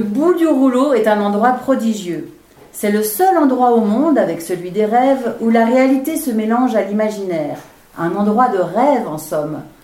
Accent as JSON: {"language": "French", "country": "Switzerland", "accent": "Swiss", "said": "je suis suisse."}